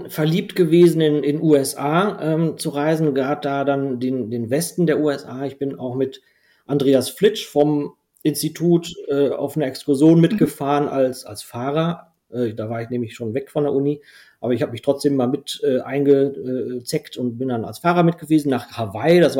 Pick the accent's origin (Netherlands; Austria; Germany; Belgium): Belgium; first language nl; German is a second language; der ist allerdings dann niederländisch, was komplett anderes, meine Muttersprache. Wie gesagt, ich habe in Belgien ähm, mein Abitur gemacht